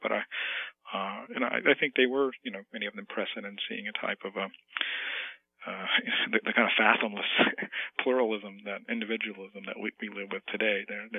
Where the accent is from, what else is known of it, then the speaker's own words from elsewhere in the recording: Bible Belt, the South, United States; I grew up in the South in the Bible Belt